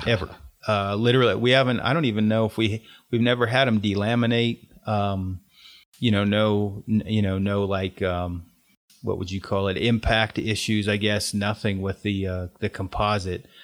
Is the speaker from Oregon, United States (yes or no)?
yes; Oregon, United States; I'm from Oregon